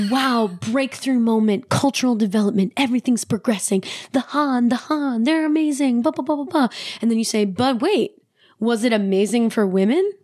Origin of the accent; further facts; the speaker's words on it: United States; as an American, as a Western person